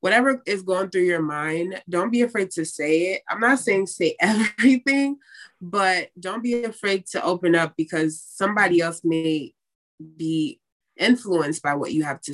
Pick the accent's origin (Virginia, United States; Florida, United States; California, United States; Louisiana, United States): Florida, United States; West Palm Beach; I am from West Palm Beach, Florida